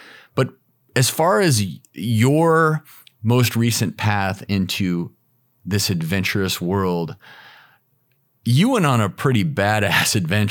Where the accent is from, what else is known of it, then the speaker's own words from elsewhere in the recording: Colorado, United States; I'm originally from Colorado, and I was into whitewater kayaking and rock climbing and mountain biking.